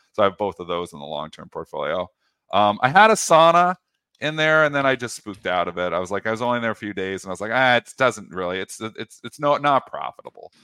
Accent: Canada; I'm Canadian. I'm fully in Canada

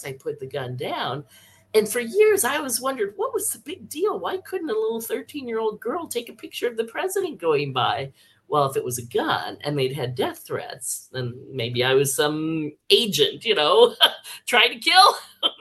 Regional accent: Palo Alto, California, United States; when I grew up in Palo Alto

